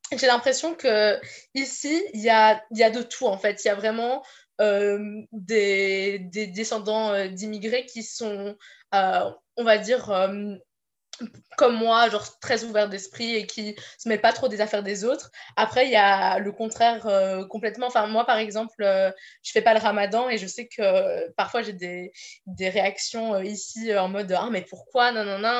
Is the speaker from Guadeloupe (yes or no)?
no; Brussels, Brussels-Capital Region, Belgium; moved away as an adult; now in Menton, France; j'ai grandi, je suis née à Bruxelles, euh, en Belgique